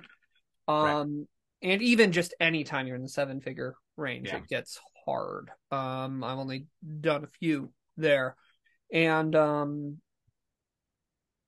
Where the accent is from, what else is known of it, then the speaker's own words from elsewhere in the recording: Steamboat Springs, Colorado, United States; also born or lived in Denver, Colorado; I grew up in Colorado. In a small town called Steamboat Springs, and I went to film school in Denver